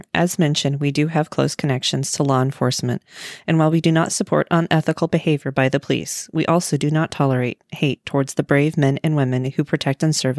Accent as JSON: {"language": "English", "region": "Midwest", "country": "United States", "tie": "born or raised there", "said": "I was born and raised in the Midwest, and I still reside here. I'm a 38-year-old widow"}